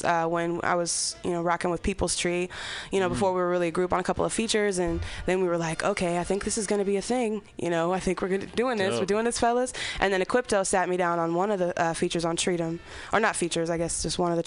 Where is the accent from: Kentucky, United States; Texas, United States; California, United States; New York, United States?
California, United States; Berkeley; moved away; But I'm from Berkeley originally